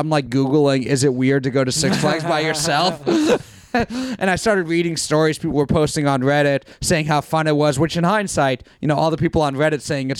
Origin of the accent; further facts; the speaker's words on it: New York, United States; I'm from New York